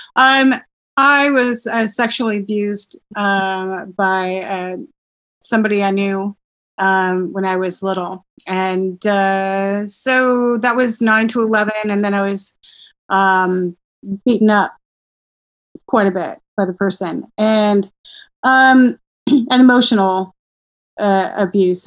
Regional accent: Simi Valley, California, United States; also born or lived in Portland, Oregon; I grew up in Simi Valley

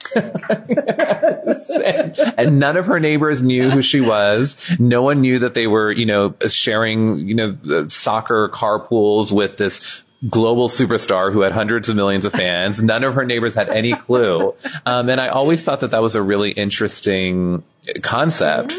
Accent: Pennsylvania, United States; I was born and raised in a small town in Pennsylvania

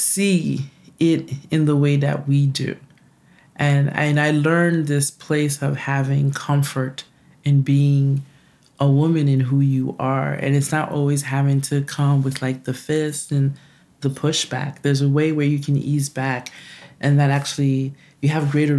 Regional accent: New York, United States; also born or lived in Haiti; most of my life, I've pretty much grown up in New York. But, you know, in the house, we only spoke Creole

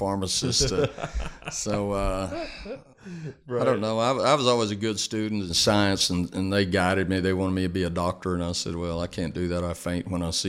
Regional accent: Lubbock, Texas, United States; also born or lived in Austin, Texas; I came from Lubbock, and I played all through high school and through a couple of years at Tech over there

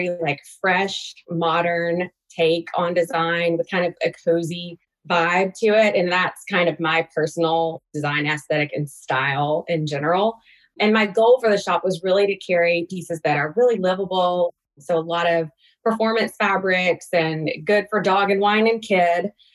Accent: Alabama, United States; moved away as an adult; now in Atlanta, United States; I grew up in Alabama on a farm, but I moved to Atlanta after graduating from college and have been here ever since

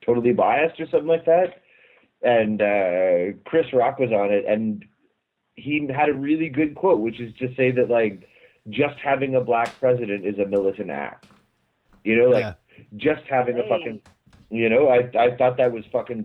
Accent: Canada; As a Canadian

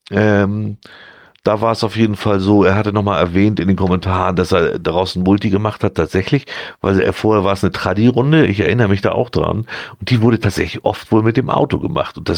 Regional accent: North Germany, Germany; Also da muss man sich schon wirklich konzentrieren als, als Norddeutscher, um das alles mitzukriegen.

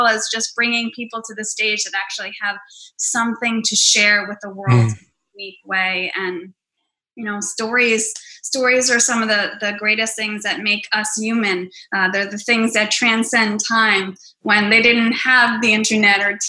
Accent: Hoboken, New Jersey, United States; my hometown of Hoboken.

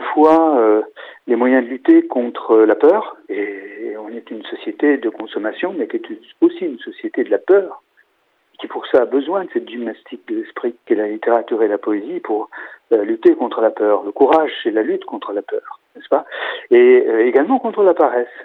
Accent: Angers, Pays de la Loire, France; chez nous à Angers

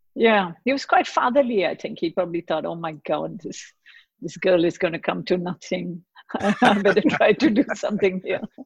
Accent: Mumbai, Maharashtra, India; moved away; also born or lived in Basel, Switzerland / Geneva, Switzerland / Lausanne, Switzerland; I grew up in Bombay in India, and my dad used to work for a Swiss pharmaceutical company

